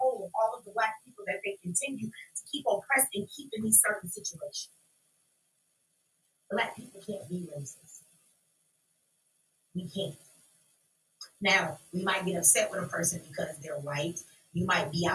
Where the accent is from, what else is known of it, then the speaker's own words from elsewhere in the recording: United States; I'm an American child. I was born in America